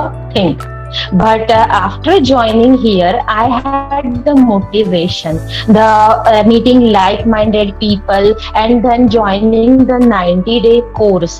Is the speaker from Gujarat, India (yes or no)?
yes; Vadodara, Gujarat, India; from Vadodara, Gujarat.